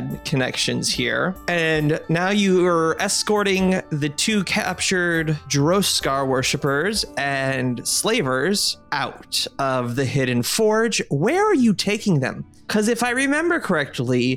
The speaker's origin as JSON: {"language": "English", "region": "Hawaii", "country": "United States", "tie": "born or raised there", "moved": "as an adult", "said": "I grew up from sixth grade to finishing school, I grew up in Hawaii."}